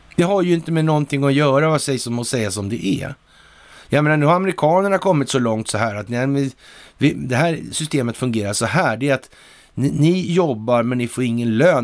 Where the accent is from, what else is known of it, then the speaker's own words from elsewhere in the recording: Sweden; här hemma i Sverige